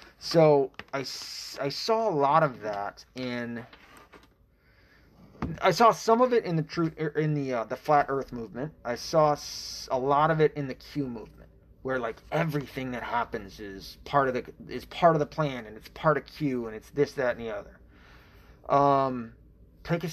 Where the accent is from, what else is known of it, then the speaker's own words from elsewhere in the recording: Tennessee, United States; I was raised in Tennessee. So I was raised in the Bible Belt, half raised, I should say.